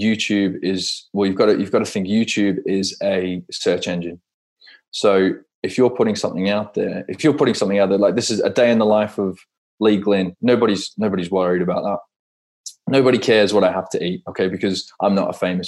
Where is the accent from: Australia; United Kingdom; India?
Australia; Perth, Western Australia; growing up in Perth in Australia, I used to go to the Perth Rally all the time